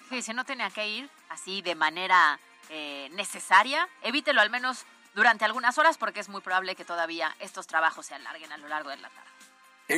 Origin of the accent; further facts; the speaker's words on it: Puebla, Mexico; Nosotros como poblanos lo vivimos de manera constante en el volcán Popocatépetl